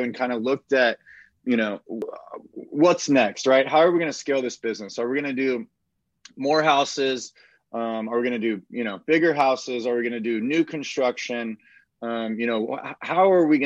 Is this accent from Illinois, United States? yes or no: no; Austin, Texas, United States; I grew up in Austin my whole life